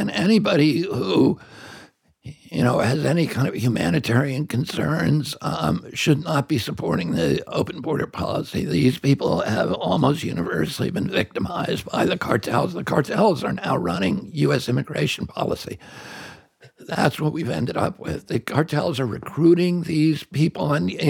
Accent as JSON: {"language": "English", "country": "United States", "said": "I'm just an American."}